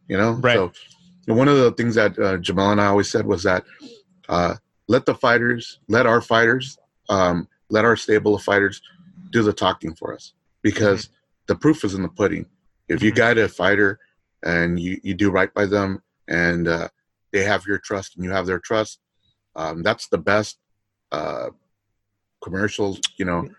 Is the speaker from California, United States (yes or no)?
yes; Los Angeles, California, United States; I'm from Los Angeles